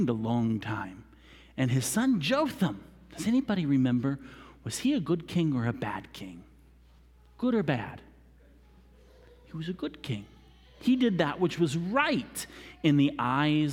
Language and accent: English; United States; being an American, we are very chronological-minded people